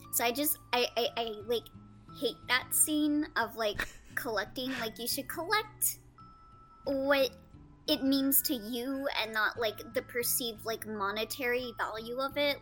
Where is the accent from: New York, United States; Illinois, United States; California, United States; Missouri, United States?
California, United States; I'm a Californian